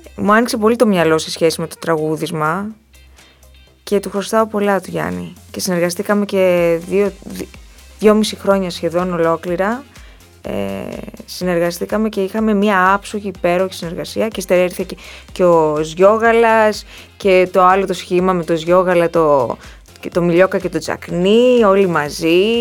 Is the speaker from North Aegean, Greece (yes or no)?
yes; Ikaria, North Aegean, Greece; moved away as an adult; now in Athens, Greece; εκεί ζουν όλες μου οι παιδικές αναμνήσεις, εκεί είναι το πατρικό μου σπίτι, εκεί ζουν οι γονείς μου